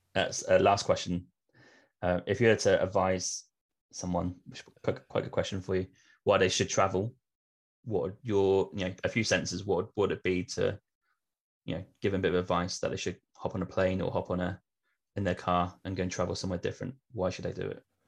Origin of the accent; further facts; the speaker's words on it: Norwich, East of England, United Kingdom; my hometown of Norwich